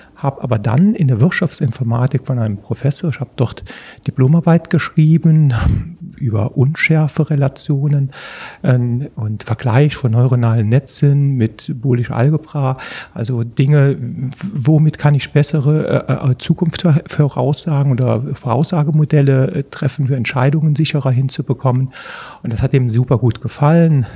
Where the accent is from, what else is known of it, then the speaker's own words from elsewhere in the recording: Prüm, Rhineland-Palatinate, Germany; moved away as an adult; also born or lived in Trier / Bonn; Also ich bin 1963 im Dezember geboren in der Eifel, in Prüm.